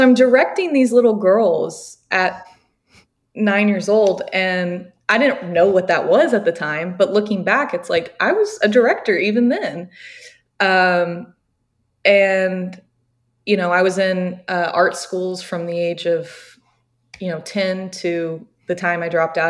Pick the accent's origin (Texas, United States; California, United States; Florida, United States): Florida, United States; Jacksonville Beach; now in Georgia, United States; I'm from Jacksonville Beach, which is really close to St. Augustine